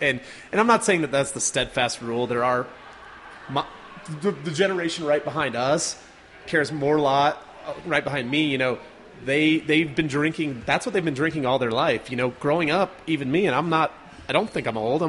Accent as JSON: {"language": "English", "town": "Carbondale", "region": "Colorado", "country": "United States", "tie": "born or raised there", "said": "I grew up in Carbondale up in the mountains, just outside of Aspen"}